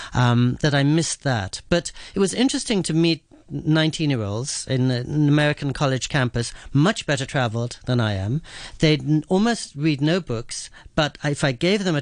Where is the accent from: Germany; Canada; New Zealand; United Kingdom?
United Kingdom; England; also born or lived in New York City, United States; now in Japan; the place where I grew up in England